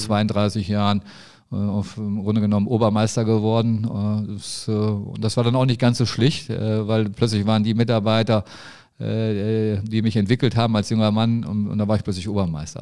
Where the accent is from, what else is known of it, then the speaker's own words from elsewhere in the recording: Neuss, North Rhine-Westphalia, Germany; ich bin in, in Neues groß geworden, wir sind zur Neuss zur Schule gegangen